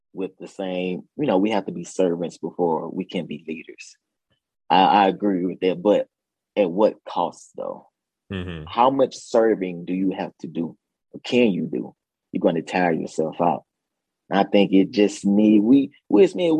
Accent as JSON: {"language": "English", "region": "Mississippi", "country": "United States", "tie": "born or raised there", "moved": "yes", "said": "I grew up in Mississippi. I grew up in a small town"}